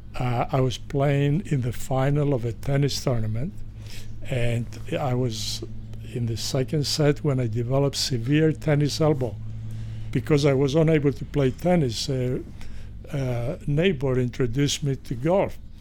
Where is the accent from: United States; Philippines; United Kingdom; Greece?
Greece; moved away; I was born in Greece